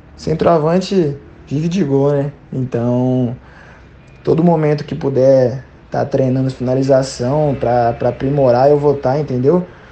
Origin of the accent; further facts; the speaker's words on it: Severínia, São Paulo, Brazil; moved away as an adult; also born or lived in Paraná; sou lá de, de Severínia, pô. Interiorzão de São Paulo lá